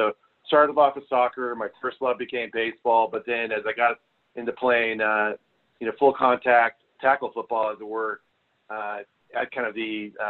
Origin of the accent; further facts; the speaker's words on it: Northern California, United States; I grew up in Northern California. You know, from a large family, I got four sisters.